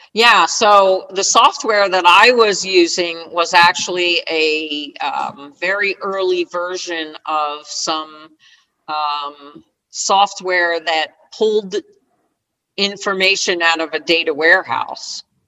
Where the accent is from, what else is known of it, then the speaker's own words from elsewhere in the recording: Sparta, New Jersey, United States; I grew up in New Jersey, uh, from a little town in northern New Jersey called Sparta, New Jersey